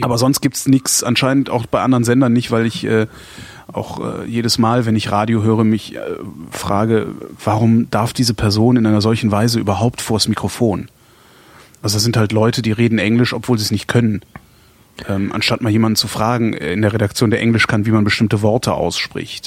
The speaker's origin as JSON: {"language": "German", "town": "Cologne", "region": "North Rhine-Westphalia", "country": "Germany", "tie": "born or raised there", "moved": "yes", "said": "meiner Heimatstadt immer zu halten. Ich finde Köln unglaublich lebenswert"}